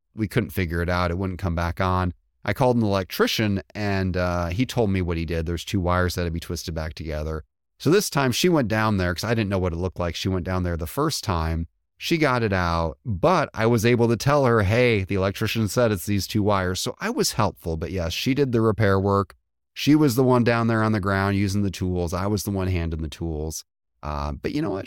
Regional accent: just across the Indiana border, Illinois, United States; moved away; I grew up just across the Illinois border

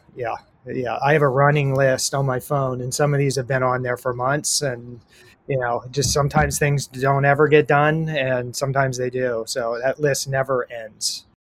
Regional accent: Columbus, Ohio, United States; now in San Diego, United States; I grew up in Columbus, Ohio

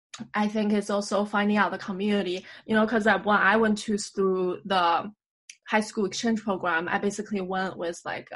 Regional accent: Beijing, China; now in New York, United States; we're both Beijinger.

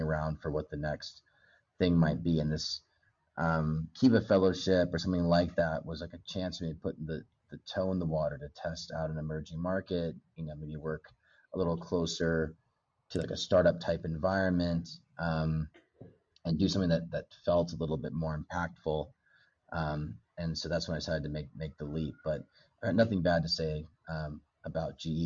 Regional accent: Bend, Oregon, United States; moved away as an adult; also born or lived in Los Angeles; now in Nairobi, Kenya; I grew up in in the states. I didn't grow up in in Kenya. Uh, a little town called Bend, Oregon, kind of up in the mountains

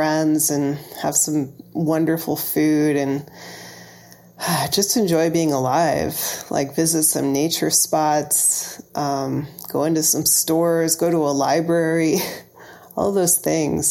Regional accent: Illinois, United States; moved away as an adult; also born or lived in Ohio; now in Massachusetts, United States; my hometown in Illinois

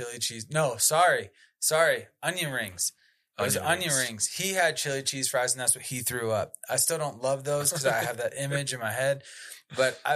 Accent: East Coast, United States; now in Colorado, United States; Growing up on the East Coast

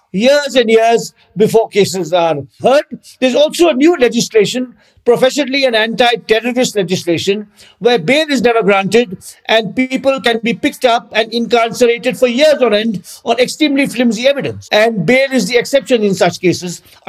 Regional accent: Karnataka, India; in my home state, Karnataka in South India, where I live

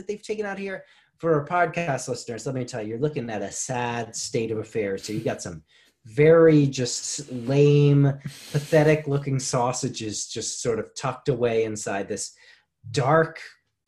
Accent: United States; now in Japan; being an American, being a Westerner

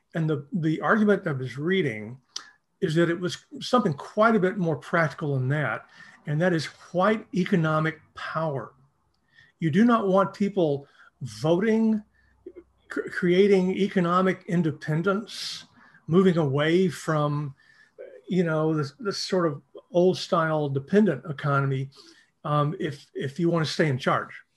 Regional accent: East Texas, United States; I grew up in a small town in East Texas

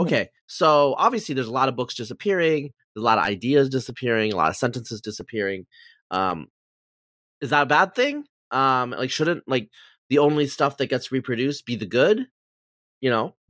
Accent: Pacific Northwest, United States; I'm from the Pacific Northwest

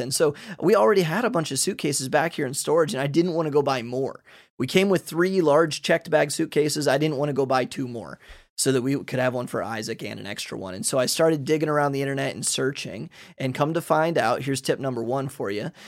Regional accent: Ohio, United States; moved away as an adult; now in Hungary; I'm from Ohio

